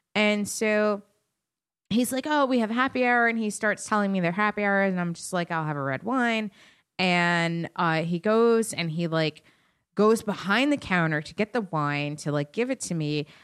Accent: Westchester, New York, United States; I'm still from Westchester

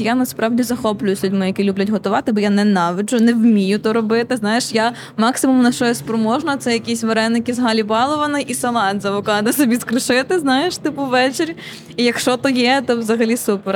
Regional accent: Konotop, Sumy Oblast, Ukraine; я з Конотопа сама, і я тоді була в Конотопі

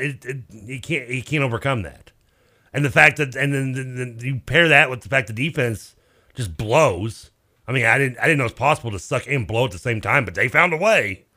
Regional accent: Louisville, Kentucky, United States; I'm from Louisville

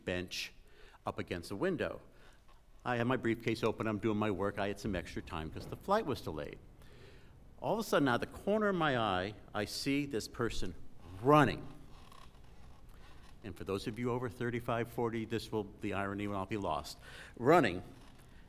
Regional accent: Connecticut, United States; I was raised in Connecticut, and everything's sort of hoity there

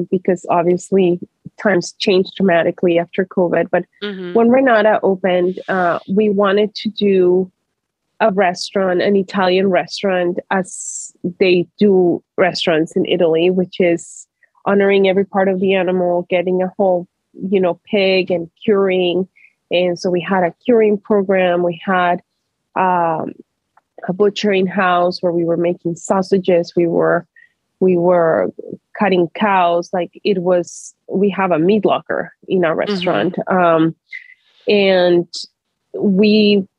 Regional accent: Colombia; now in Portland, United States; growing up in Colombia

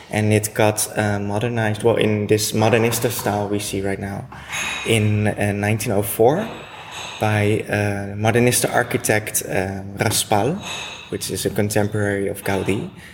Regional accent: Netherlands; now in Barcelona, Spain; I'm from the Netherlands and I work at the Hash Marijuana and Hemp Museum in Barcelona.

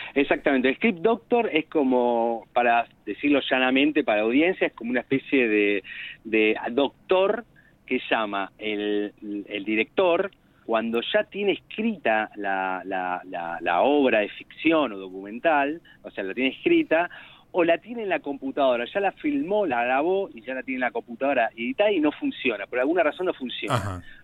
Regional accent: Martínez, Buenos Aires Province, Argentina; nací en Martínez

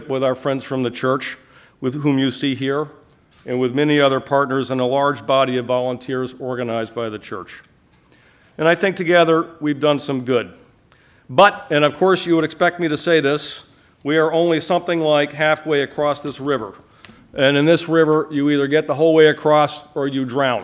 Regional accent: Wayland, Massachusetts, United States; I grew up in Wayland, Massachusetts, not too far from here.

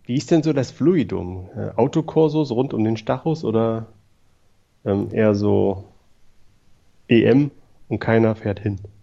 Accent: East Germany, Germany; in meiner Jugend damals in der Deutschen Demokratischen Republik

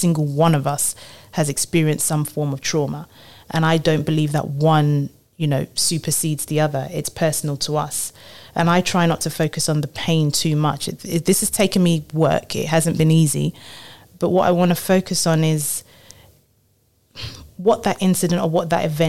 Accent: Nigeria; moved away; also born or lived in London; I was born in London, but really grew up in Nigeria

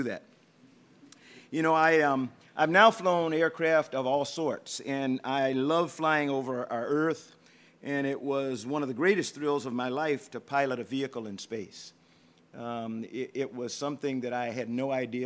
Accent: South Carolina, United States; moved away as an adult; also born or lived in Patuxent River, Maryland / Houston, Texas; for a kid from South Carolina, and I still consider myself to be a kid from South Carolina, although I'm not real happy about the goings-on in my home state

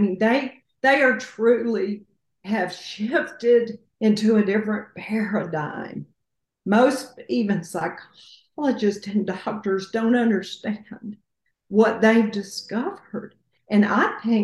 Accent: the South, United States; I'm from the South

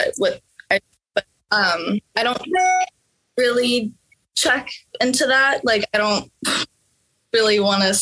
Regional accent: Norway; now in Los Angeles, United States; I'm from Norway. I grew up there

